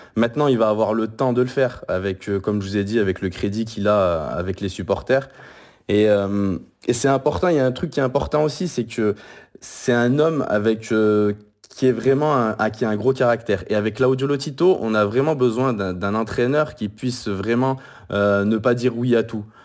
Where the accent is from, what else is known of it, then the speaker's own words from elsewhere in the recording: France; je suis français